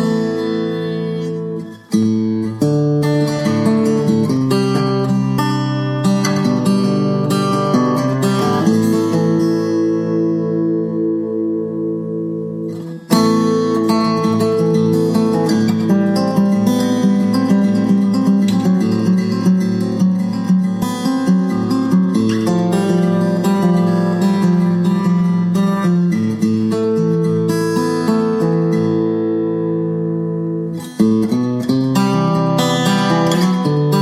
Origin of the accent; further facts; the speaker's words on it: Long Island, New York, United States; I grew up on Long Island in New York